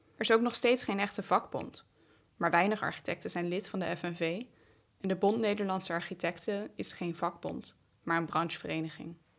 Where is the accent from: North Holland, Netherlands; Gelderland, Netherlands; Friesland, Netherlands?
Gelderland, Netherlands; Wageningen; in Wageningen, de stad waar ik opgroeide